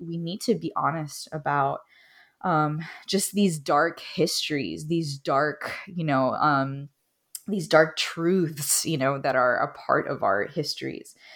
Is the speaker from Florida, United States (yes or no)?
yes; Miami, Florida, United States; I'm Cuban American, originally from Miami